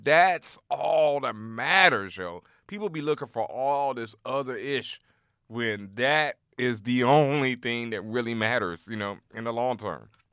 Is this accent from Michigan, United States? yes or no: no; Houston, Texas, United States; I grew up in Houston